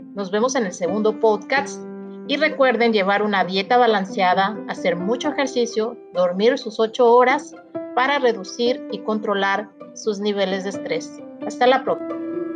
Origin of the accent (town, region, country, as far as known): Mexico